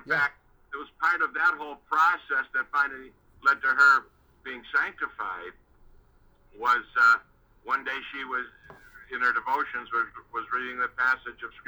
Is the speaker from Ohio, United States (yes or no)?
no; Chicago, Illinois, United States; also born or lived in Manzini, Swaziland; I grew up in Chicago, I was born in Manzini, Swaziland